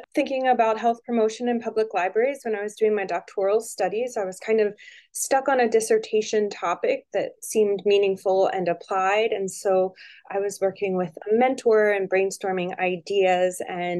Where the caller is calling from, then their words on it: Harrisonburg, Virginia, United States; I'm calling in from Harrisonburg, Virginia, where I am an assistant professor of health sciences at James Madison University.